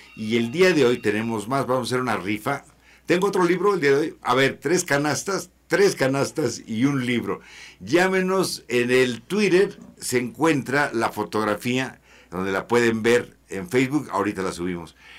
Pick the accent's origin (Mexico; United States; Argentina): Mexico; Yo soy mexicano